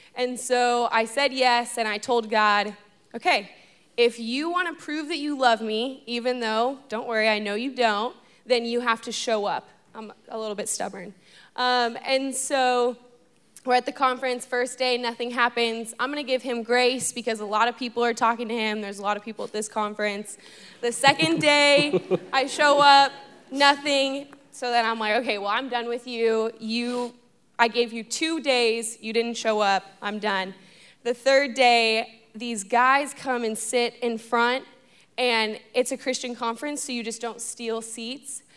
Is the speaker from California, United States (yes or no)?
yes; Los Angeles, California, United States; moved away as an adult; now in Fort Worth, United States; I'm from Los Angeles, California